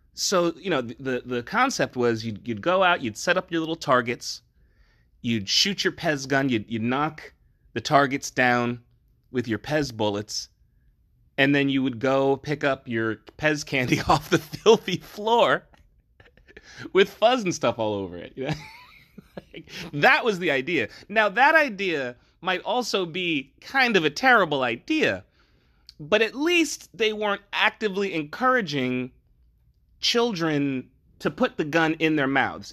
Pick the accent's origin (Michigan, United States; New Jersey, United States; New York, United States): New Jersey, United States; I'm from New Jersey